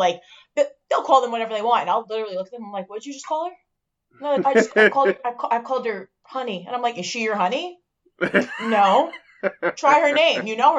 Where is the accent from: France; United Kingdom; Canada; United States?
United States; Long Island, New York; I am from Long Island. I'm the biggest Long Island supporter.